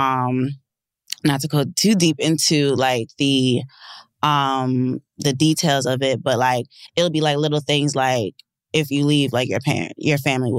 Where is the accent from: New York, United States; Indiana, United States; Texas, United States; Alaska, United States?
New York, United States; Long Island; also born or lived in Bronx, New York; I'm somebody who is a suburban girl with hood influence. You know, I came from Long Island, but the Bronx adopted me